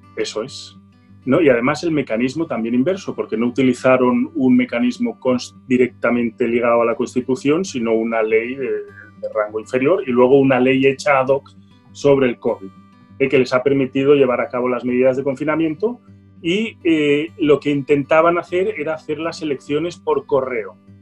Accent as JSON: {"language": "Spanish", "town": "Barcelona", "region": "Catalonia", "country": "Spain", "said": "yo soy polaco, ¿eh? polaco de Barcelona"}